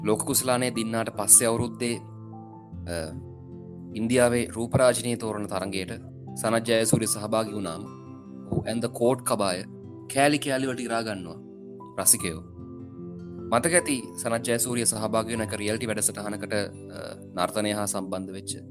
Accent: Sri Lanka; also born or lived in Colombo

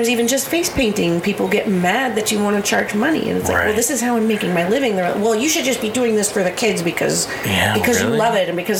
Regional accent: Fremont, California, United States; moved away as an adult; also born or lived in San Francisco / Oakland; now in Nevada County, United States; I grew up in Fremont, and then I lived in San Francisco for 10 years, and I lived in Oakland for 10 years, and then I moved here.

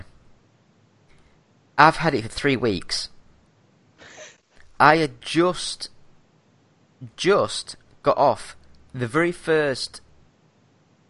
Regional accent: Yorkshire and the Humber, United Kingdom; I'm a Yorkshire lad

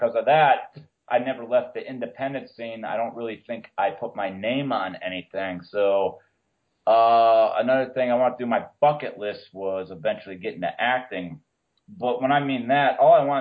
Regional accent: Carbondale, Pennsylvania, United States; moved away as an adult; I lived up to Carbondale till I was 23 years old

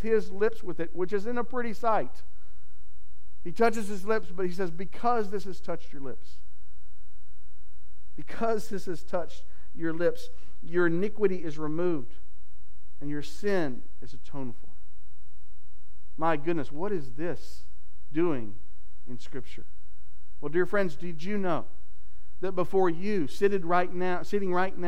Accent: Texas, United States; my home state of Texas

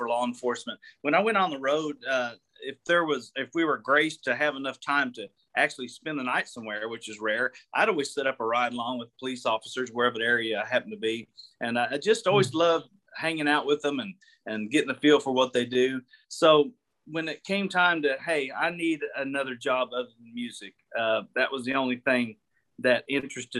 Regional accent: Gravette, Arkansas, United States; Gravette is where I'm from. Gravette, it's right up in that top left corner, about 10 miles from Oklahoma and 7 from Missouri

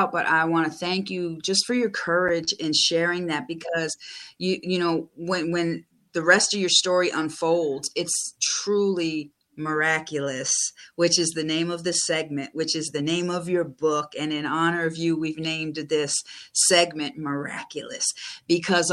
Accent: Buffalo, New York, United States; moved away; I grew up my younger years in Buffalo

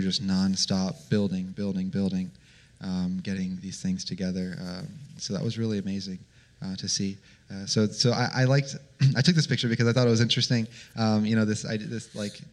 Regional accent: Florida, United States; I'm from Florida

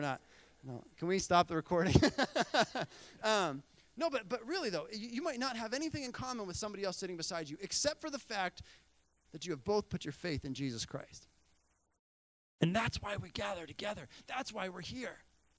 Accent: Bolivia; You know, I remember growing up in Bolivia

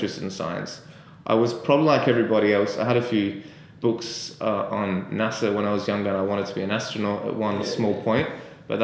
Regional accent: Adelaide, South Australia, Australia; moved away as an adult; also born or lived in Sydney; I'm from Adelaide originally

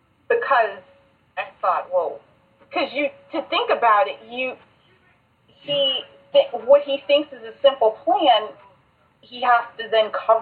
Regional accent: Baltimore, Maryland, United States; I'm from Baltimore, okay?

